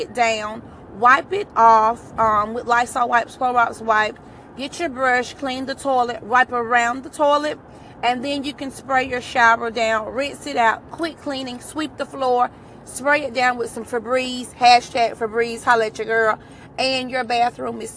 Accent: Alabama, United States; I'm from Alabama

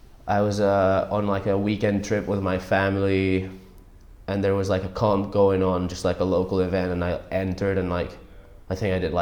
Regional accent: Empuriabrava, Catalonia, Spain; My town's called Empuria Brava, like north of Barcelona in the Costa Brava.

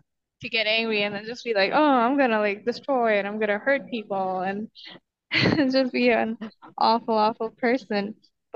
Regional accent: Pakistan; I'm from Pakistan

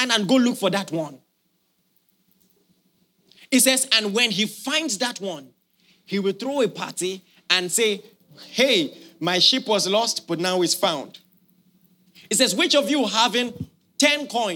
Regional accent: Nigeria; as a Nigerian

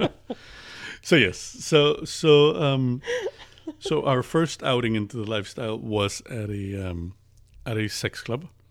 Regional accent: Las Vegas, Nevada, United States; moved away as an adult; now in Midwest, United States; I'm originally from Las Vegas, uh, moved to the Midwest. I've lived there most of my life, moved to the Midwest about a year ago.

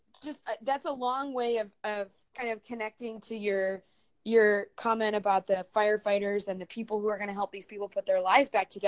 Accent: Seattle, Washington, United States; That's my hometown. That's my home state.

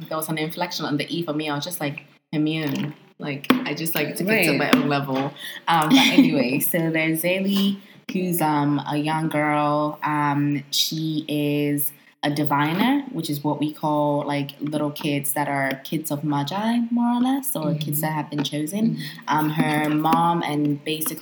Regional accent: Ghana; as a Ghanaian African child

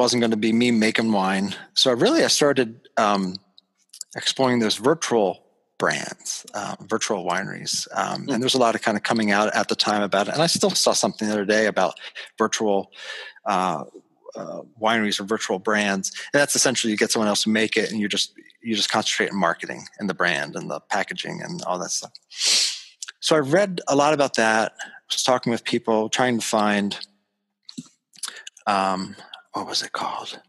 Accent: Levittown, Pennsylvania, United States; moved away as an adult; also born or lived in Western Michigan / Greenville, Pennsylvania; now in Shippensburg, United States; I'm from Levittown, Pennsylvania, a suburb. You know, I grew up in the 80s on a bike with mag wheels

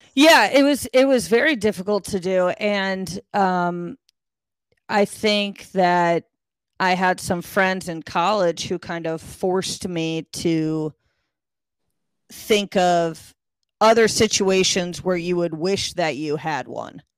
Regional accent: Connecticut, United States; moved away as an adult; also born or lived in Texas; in Connecticut, we don't use those

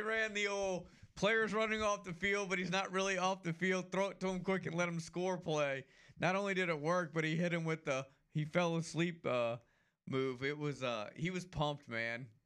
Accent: New Orleans, Louisiana, United States; I'm from New Orleans

